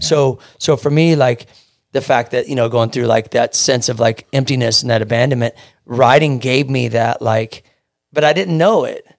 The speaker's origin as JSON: {"language": "English", "town": "Kansas City", "region": "Missouri", "country": "United States", "tie": "born or raised there", "moved": "as an adult", "lives_now": "California, United States", "said": "I'm from Kansas City, Missouri, born and raised, and I moved out here when I was twenty-seven."}